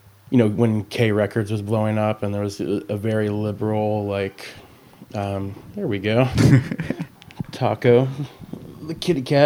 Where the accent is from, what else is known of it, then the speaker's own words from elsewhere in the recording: Rainier, Washington, United States; I grew up in a small town just outside of Olympia, Washington, called Rainier